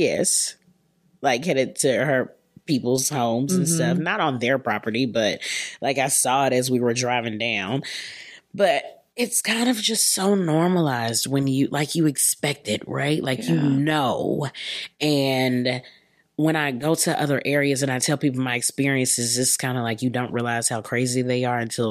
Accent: Keller, Texas, United States; I'm from Texas

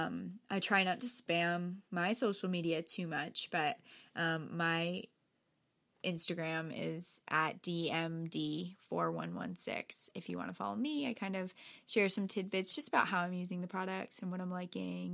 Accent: Norwalk, Connecticut, United States; I grew up right here in Norwalk

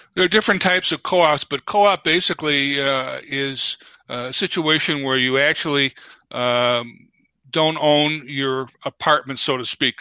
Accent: Chicago, Illinois, United States; moved away as an adult; also born or lived in DeKalb, Illinois; now in Twin Cities, United States; born and raised in Chicago

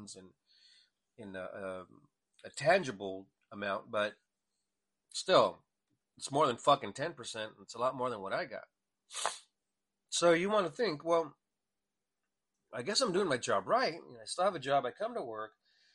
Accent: El Paso, Texas, United States; I was born in El Paso, Texas

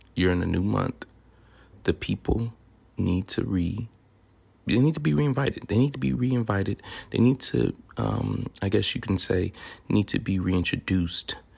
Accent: Memphis, Tennessee, United States; accent: southern; also born or lived in Louisiana; now in Sacramento, United States; I'm originally from Memphis, Tennessee

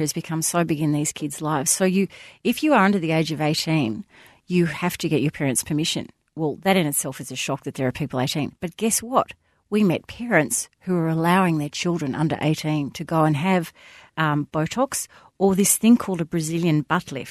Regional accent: Melbourne, Victoria, Australia; I grew up in the Bayside suburbs

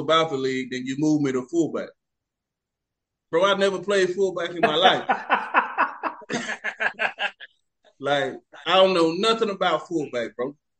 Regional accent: Lufkin, Texas, United States; I come from Lufkin

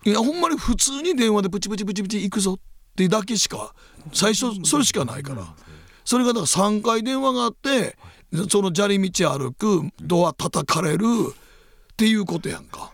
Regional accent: Osaka, Japan; 大阪駅でうちの実家に泊まると

